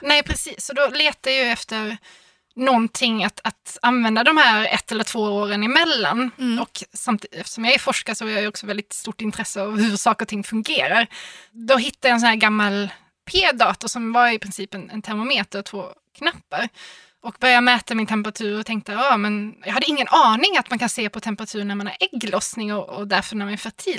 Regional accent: Malmö, Skåne, Sweden; jag är från Malmö

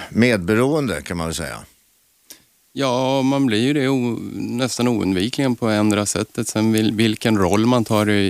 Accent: Östersund, Jämtland, Sweden; I Östersund.

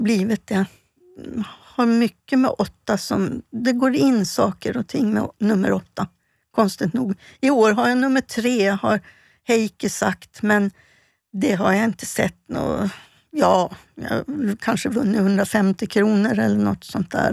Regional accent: Stockholm, Stockholm County, Sweden; also born or lived in Falun; jag är född och uppväxt i Stockholm bodde ute i Hässelby

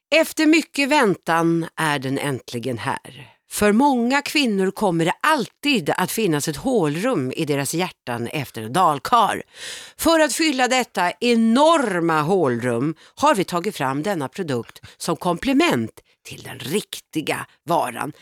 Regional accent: Stockholm, Stockholm County, Sweden; barndomsförorten som jag är uppvuxen i, Vårberg

